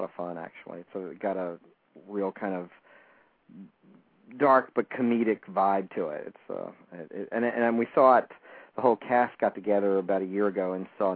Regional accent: the South, United States; I grew up in the South in a little town

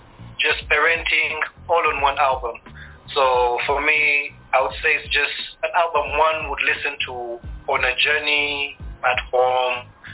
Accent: Uganda; also born or lived in Kenya / Tanzania; now in Rwanda; I was born in Uganda, born a refugee, because I'm Rwandan. I grew up in Uganda and all these other different parts of East Africa, namely Kenya, Tanzania.

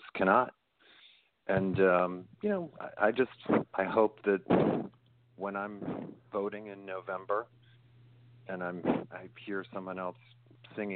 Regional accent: Dayton, Ohio, United States; also born or lived in Ann Arbor, Michigan / New York; now in Los Angeles, United States; Born in Ann Arbor and raised up in Dayton, Ohio

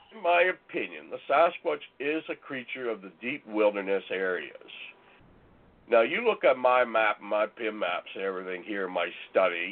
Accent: northern Ontario, Canada; moved away as an adult; also born or lived in Calgary, Alberta; I was born in northern Ontario, in an area uh, in Bangkok, Ontario, and all the time I lived in Ontario

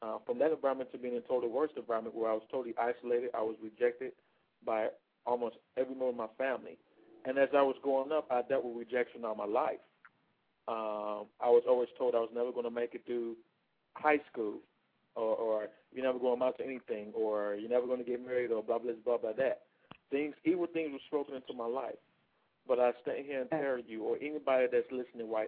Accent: Detroit, Michigan, United States; moved away; also born or lived in Atlanta, Georgia; I was born and raised in Detroit, Michigan.

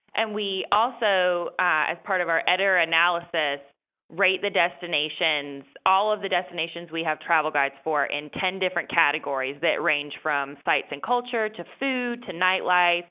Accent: North Carolina, United States; moved away as an adult; now in Washington, D.C., United States; I was raised in North Carolina

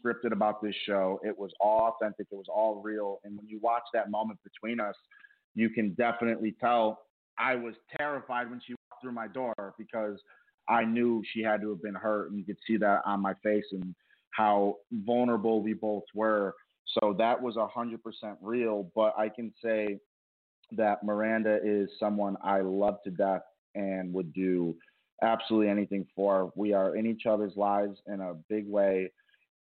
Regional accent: Rochester, New York, United States; moved away as an adult; now in Los Angeles, United States; went back home to my hometown in Rochester.

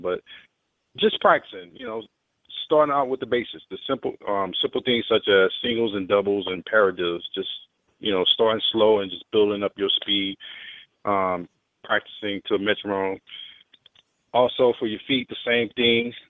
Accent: Philadelphia, Mississippi, United States; my hometown, Philadelphia, Mississippi

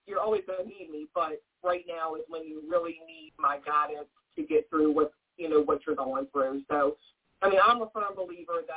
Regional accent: Virginia, United States; I was born and raised here in Virginia. I've never moved. I've never lived anywhere else

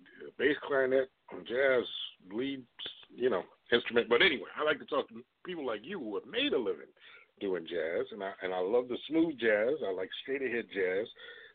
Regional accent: United States; I'm from the New York, New Jersey area.

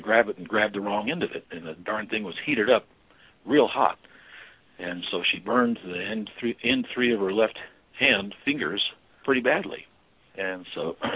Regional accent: Albuquerque, New Mexico, United States; I was born and raised and educated in Albuquerque, New Mexico

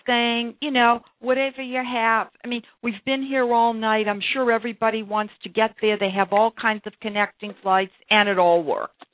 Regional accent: Brookline, Massachusetts, United States; I grew up in Brookline, Massachusetts

